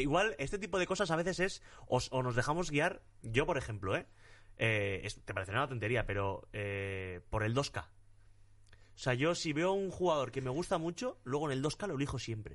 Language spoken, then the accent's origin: Spanish; Torrecillas de la Tiesa, Extremadura, Spain; mi pueblo en Extremadura, en Torrecillas de la Tiesa